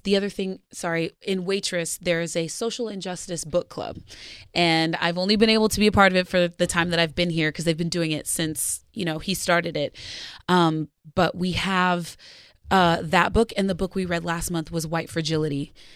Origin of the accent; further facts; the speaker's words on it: Arizona, United States; now in Los Angeles, United States; I grew up in Arizona